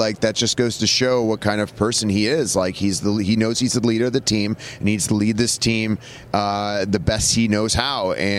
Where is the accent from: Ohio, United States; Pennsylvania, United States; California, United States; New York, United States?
Ohio, United States; Cleveland; I'm from Cleveland, by the way.